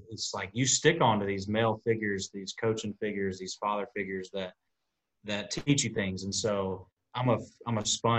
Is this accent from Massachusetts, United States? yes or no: no; Tuscaloosa, Alabama, United States; moved away; I grew up in Tuscaloosa for a part of my life